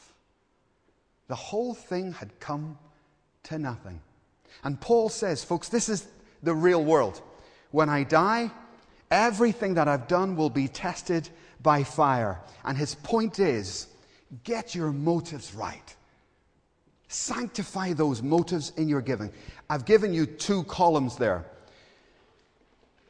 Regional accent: Belfast, Northern Ireland, United Kingdom; I grew up in Belfast, and there was a hotel just a few doors down from us

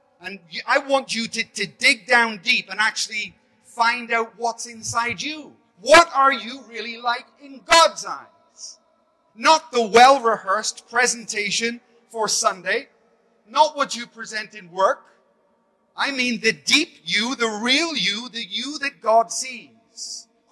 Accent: Belfast, Northern Ireland, United Kingdom; I grew up in Belfast with bombs and bullets

